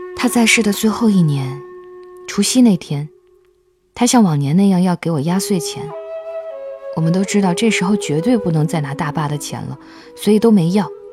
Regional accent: Sichuan, China; moved away; 我老家在四川的一个小村子里

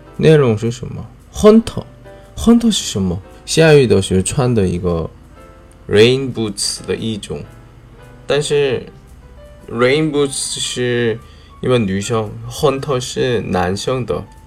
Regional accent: South Korea; Chinese is a second language; moved away; 我是来自韩国外教

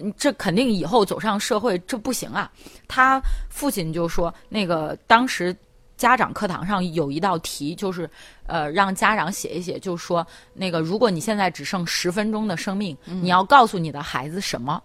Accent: Henan, China; 咱们河南这边儿

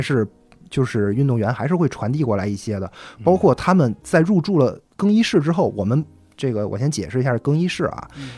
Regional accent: Tianjin, China; 我是天津人

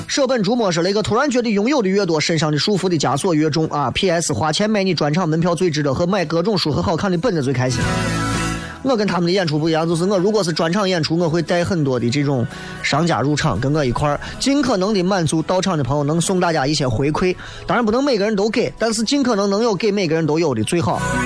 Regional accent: Xi'an, Shaanxi, China; 我是西安的

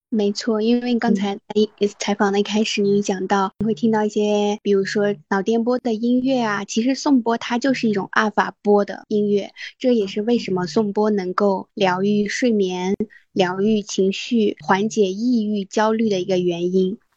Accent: Qinghai, China; 我从小是在青海长大，接触雪山、草原、沙漠这些大自然会比较多

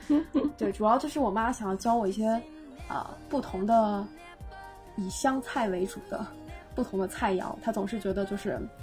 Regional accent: Changde, Hunan, China; also born or lived in Shanghai; 我老家在湖南常德

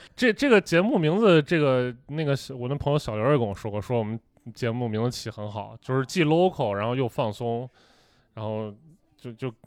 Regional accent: Xi'an, Shaanxi, China; accent: Shaanxi; 但是我作为同样是西安人，我一听就能听出来我也是，我那个上味儿大

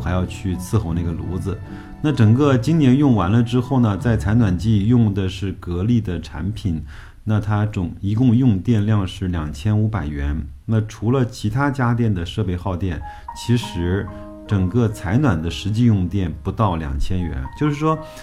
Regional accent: China; 我们一个作为中国人的基本的责任

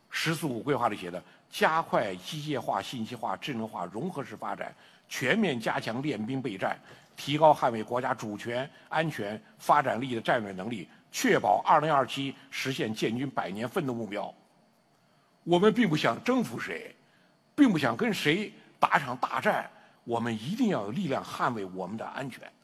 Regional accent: Henan, China; 也是我们河南人

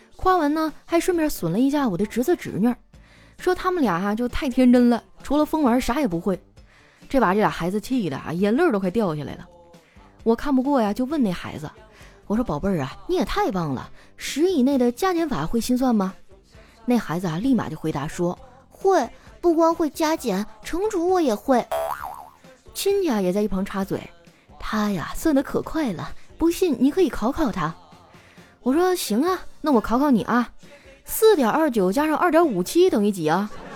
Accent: Qitaihe, Heilongjiang, China; now in Shanghai, China; 我的家乡七台河

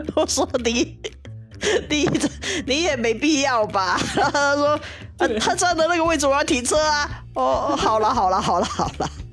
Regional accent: Hong Kong; 我香港人念书是不会管到这一块

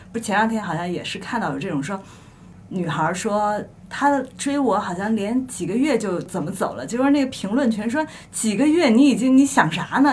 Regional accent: Shandong, China; 咱们都是山东人

